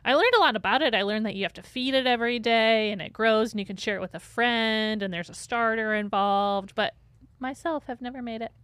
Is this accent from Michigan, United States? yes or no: yes; St. Joseph, Michigan, United States; Saint Joe, my hometown that I grew up in.